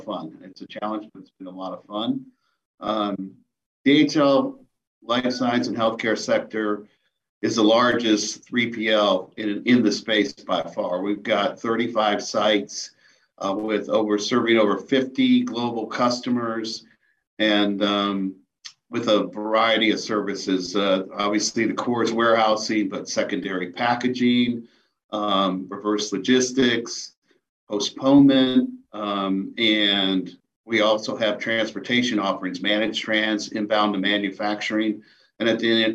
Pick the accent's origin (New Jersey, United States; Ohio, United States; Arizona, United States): Ohio, United States; Cleveland; I lived in the northeast part of Cleveland in Menor, right on the lake, and grew up like most kids